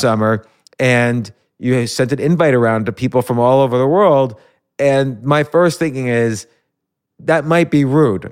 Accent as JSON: {"language": "English", "region": "New York", "country": "United States", "tie": "born or raised there", "said": "I was born in New York"}